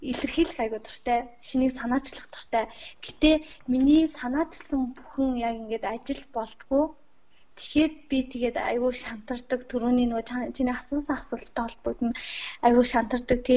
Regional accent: Mongolia; би Монгол орнд төрсөндөө бас Монгол сурч байгаадаа маш их талархаж байгаа.

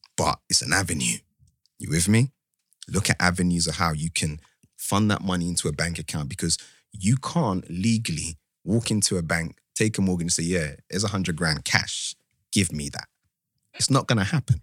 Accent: Ghana; I'm from Ghana

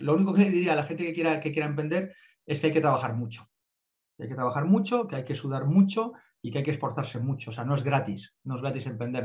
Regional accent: Andalusia, Spain; somos del sur de España, somos todos del sur de España

